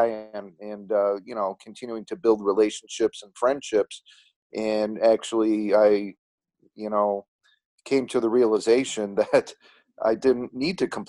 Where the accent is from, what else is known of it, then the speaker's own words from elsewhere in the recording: Chicago, Illinois, United States; I grew up in a western suburb of Chicago, Illinois.